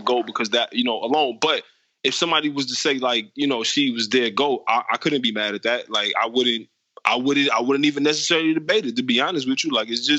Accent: Detroit, Michigan, United States; growing up in Detroit

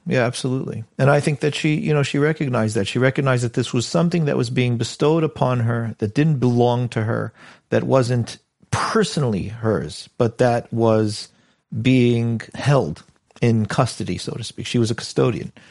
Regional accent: United States; moved away as an adult; now in United Kingdom; I'm an American kid

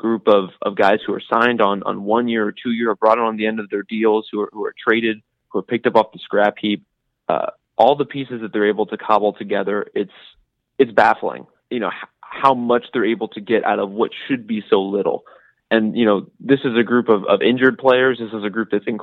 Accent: Dallas, Texas, United States; I grew up in the Dallas area watching the Mavericks and watching Dirk

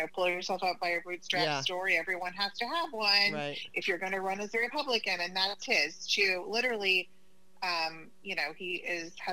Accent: Oklahoma, United States; moved away; I'm originally from Oklahoma.

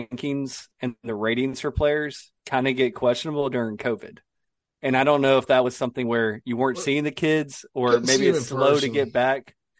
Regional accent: Florence, South Carolina, United States; my hometown of Florence.

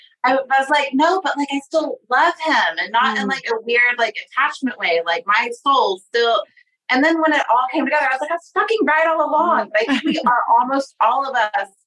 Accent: Sand Springs, Oklahoma, United States; I'm from Sand Springs, Oklahoma

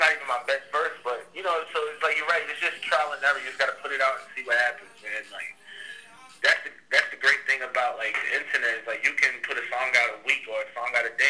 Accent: New York, United States; I'm from New York

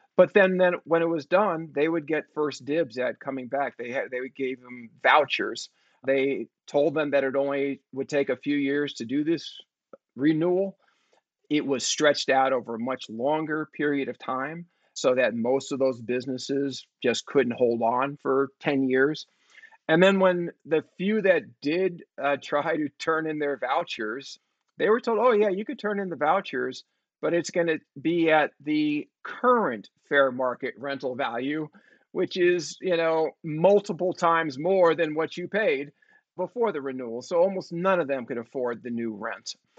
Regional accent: San Francisco, California, United States; I grew up in San Francisco. I was born in 1965.

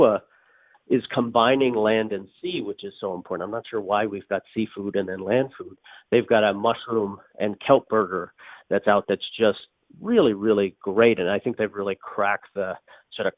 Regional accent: Newfoundland and Labrador, Canada; I'm from Newfoundland

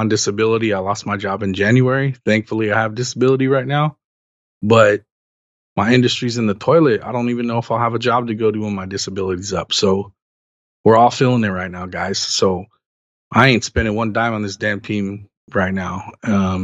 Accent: Los Angeles, California, United States; I grew up, born and raised in Los Angeles

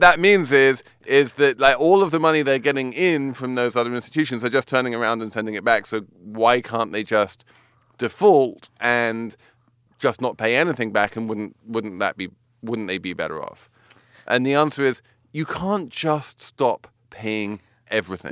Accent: New York, United States; I'm a New Yorker

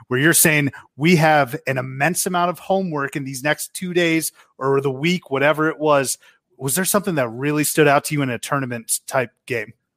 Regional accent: Westford, Massachusetts, United States; we're from Westford

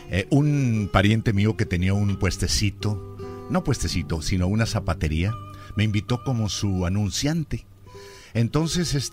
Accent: Tlaltenango, Zacatecas, Mexico; moved away as an adult; also born or lived in Mexico City; de mi pueblo Tlaltenango, Zacatecas.

